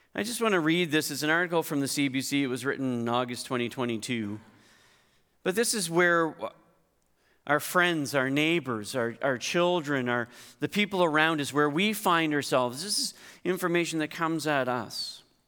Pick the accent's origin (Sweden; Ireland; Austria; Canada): Canada; Hartland, New Brunswick; moved away; I grew up in Heartland